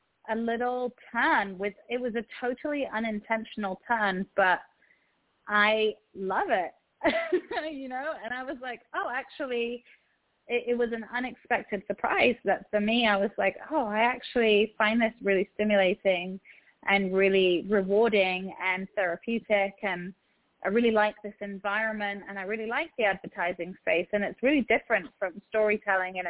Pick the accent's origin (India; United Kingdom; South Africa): United Kingdom; England; moved away as an adult; also born or lived in Egypt / Morocco; now in Los Angeles, United States; I'm from England, so I don't sound American, but I'm based in Los Angeles. I'm Egyptian